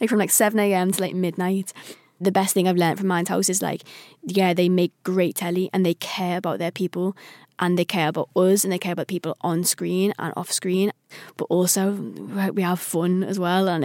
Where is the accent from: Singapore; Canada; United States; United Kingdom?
United Kingdom; Liverpool, North West England; I'm a Scouser.